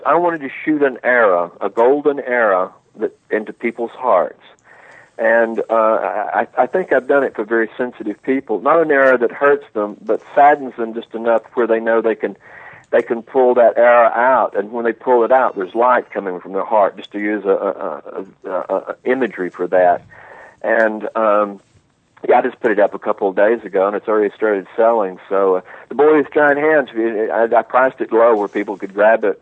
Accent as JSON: {"language": "English", "region": "Alabama", "country": "United States", "tie": "born or raised there", "moved": "as an adult", "lives_now": "Rome, Italy", "said": "I grew up in Alabama"}